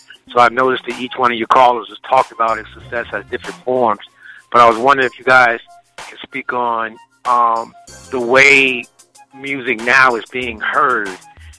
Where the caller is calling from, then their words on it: Richmond, Virginia, United States; I'm calling from Richmond, Virginia.